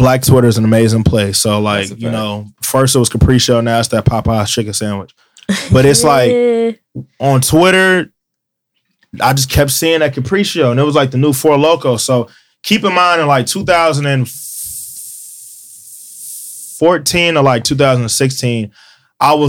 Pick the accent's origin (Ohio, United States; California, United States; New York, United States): Ohio, United States; Cincinnati; I'm from Cincinnati.